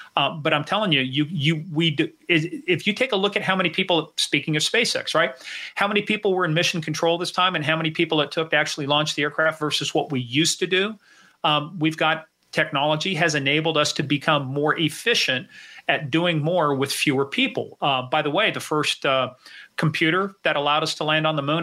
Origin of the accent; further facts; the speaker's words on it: Kansas, United States; now in Virginia, United States; I'm originally from Kansas